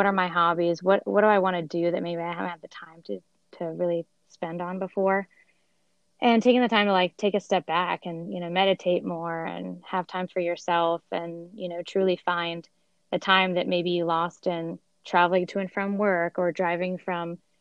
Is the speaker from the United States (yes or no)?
no; Sweden; moved away; I'm actually from Sweden